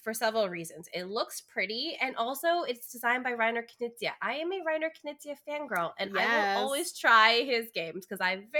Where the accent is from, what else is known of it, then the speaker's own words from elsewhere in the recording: India; I'm Indian. Like, spiciness, please.